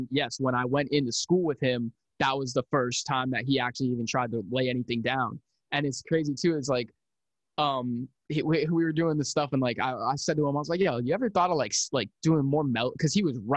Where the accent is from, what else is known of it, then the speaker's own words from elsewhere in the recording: Pennsylvania, United States; also born or lived in Philadelphia; my one of my hometown friends from from where I'm from back in Pennsylvania